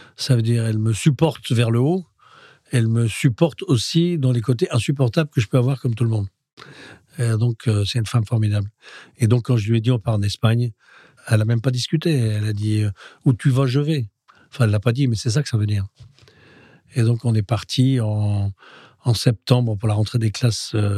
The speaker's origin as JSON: {"language": "French", "town": "Roubaix", "region": "Hauts-de-France", "country": "France", "tie": "born or raised there", "also_born_or_lived": "Spain", "said": "nous sommes de Roubaix. le cœur et le fief de notre famille, c'est Roubaix."}